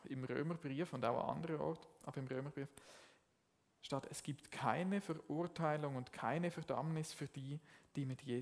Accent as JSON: {"language": "German", "region": "Zurich", "country": "Switzerland", "said": "Jetzt, ich komme ursprünglich aus dem Zürich Oberland und ich bin nicht im katholischen Kontext, Kontext aufgewachsen."}